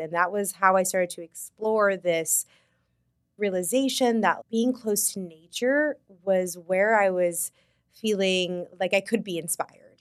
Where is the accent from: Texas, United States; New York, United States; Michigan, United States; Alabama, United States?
New York, United States; as a New Yorker